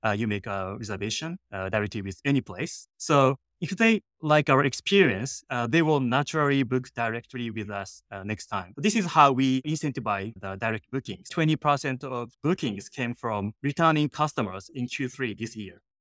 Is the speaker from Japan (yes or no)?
yes; Japan; English is a second language; moved away as an adult; now in San Francisco, United States; I'm originally from Japan and came to San Francisco. I didn't have friends. I didn't have money. Mm-hmm. I didn't speak English